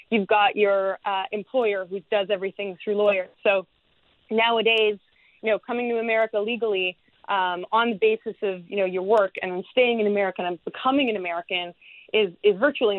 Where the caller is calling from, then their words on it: London, United Kingdom; also born or lived in United States; I'm calling in from London, England.